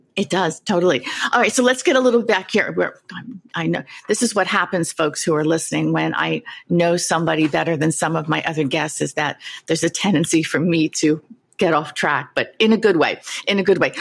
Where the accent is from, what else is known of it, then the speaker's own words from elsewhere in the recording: New York City, New York, United States; having grown up not far from you in Queens